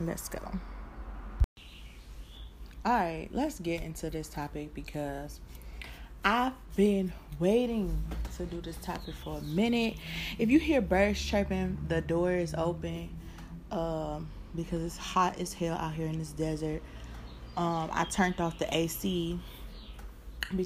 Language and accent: English; Detroit, Michigan, United States; also born or lived in California; Currently still in California, but y'all know I'm from Motown